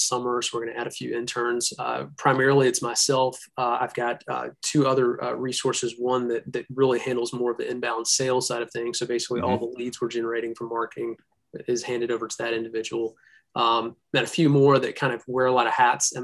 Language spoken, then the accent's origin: English; Birmingham, Alabama, United States; I'm from Birmingham, Alabama